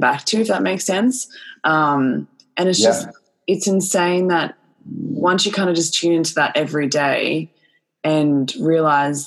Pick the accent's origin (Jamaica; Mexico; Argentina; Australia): Australia; we're Australian